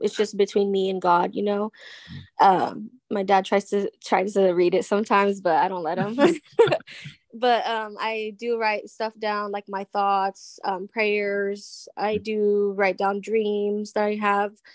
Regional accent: California, United States; I'm from California.

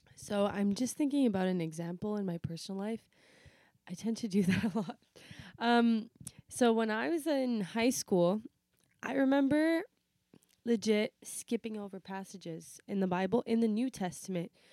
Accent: Canada; also born or lived in Portugal (ancestry); my parents are Portuguese, if you didn't know that, it's a fact, um, and I'm Mediterranean or whatever, I still identify as Canadian

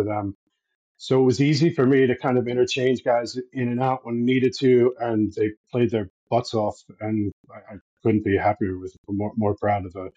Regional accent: United States; moved away as an adult; now in Ireland; I'm an American expat, so I moved here 12 years ago now

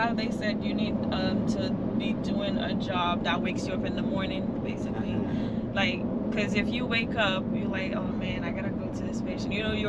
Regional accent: Bahamas; The Bahamas.

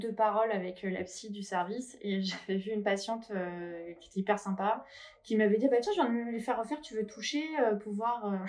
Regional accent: Paris, Île-de-France, France; now in Biarritz, France; voilà, j'ai été à Paris, je suis parisienne.

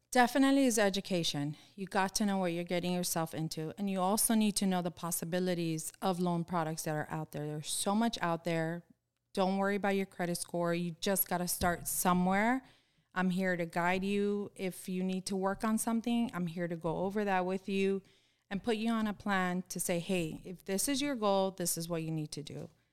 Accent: Miami, Florida, United States; I'm born and raised in Florida. I've lived here my whole life

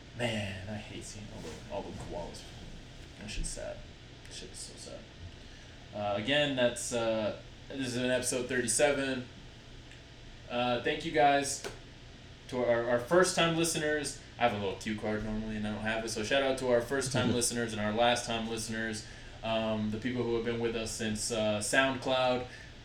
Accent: Utah, United States; We're from Utah. Stay Utarded.

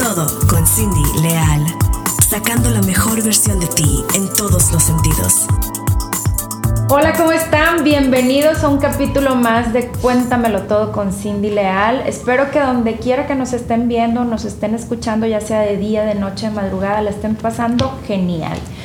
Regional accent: Nuevo León, Mexico

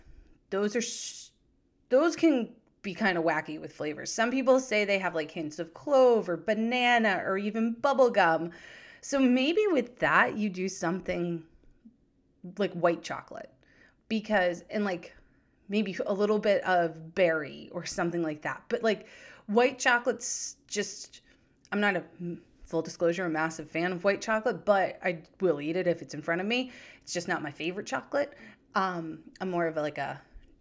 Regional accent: New Hampshire, United States; my home state of New Hampshire

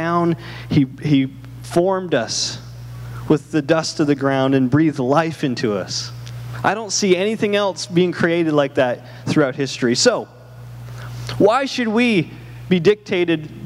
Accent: Canada; moved away; I'm from Canada

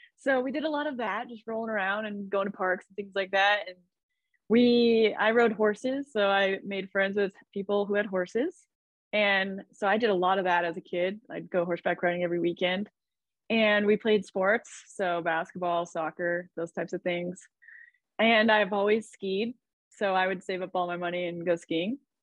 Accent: Idaho, United States; I grew up in Idaho. So it's like a small farm town outside of the capital, Boise.

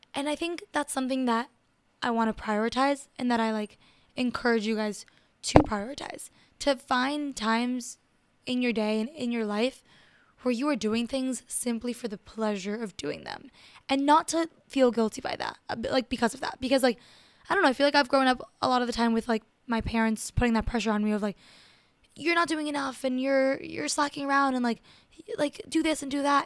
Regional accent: Miami, Florida, United States; I grew up in Miami. I grew up in a huge city, and I grew up as an immigrant

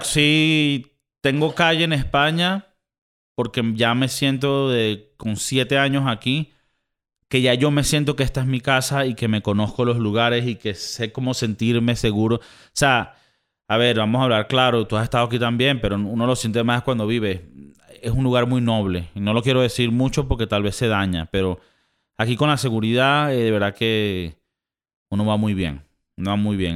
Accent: Venezuela; also born or lived in South Florida, United States; now in Spain; aunque yo en papeles soy español, yo soy un venezolano más inmigrante y he sido inmigrante toda mi vida

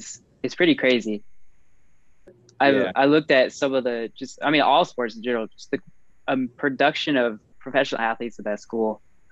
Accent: North Carolina, United States; I'm from North Carolina

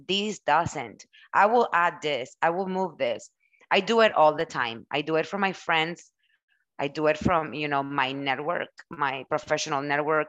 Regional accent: Mexico; first language Spanish; English is a second language; moved away; I was born and raised in Mexico. English, it's my second language.

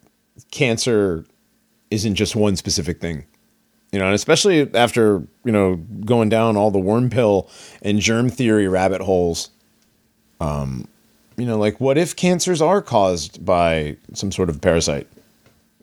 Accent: Hartford, Connecticut, United States; I grew up in and around Hartford, Connecticut.

